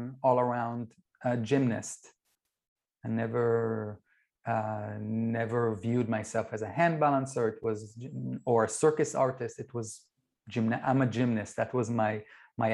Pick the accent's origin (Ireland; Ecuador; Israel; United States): Israel; I grew up in Israel